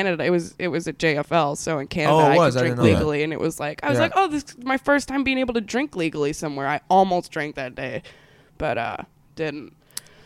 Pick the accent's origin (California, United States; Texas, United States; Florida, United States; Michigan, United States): California, United States; Anaheim; also born or lived in Minnesota / Santa Ana, California; I grew up in Orange County, California